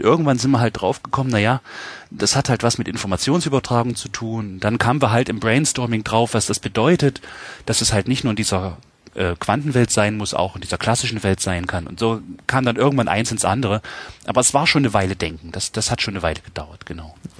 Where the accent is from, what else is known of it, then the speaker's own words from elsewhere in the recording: Halle, Saxony-Anhalt, Germany; now in Jena, Germany; ich komme wie gesagt aus Hallander Saale, es ist in Sachsen-Anhalt, Ostdeutschland